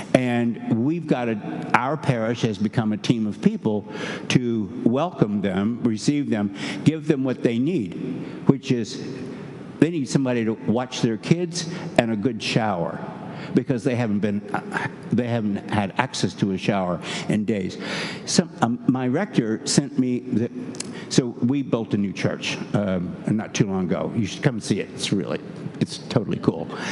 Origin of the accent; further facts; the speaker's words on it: Kentucky, United States; moved away; also born or lived in New Hampshire; I'm from Kentucky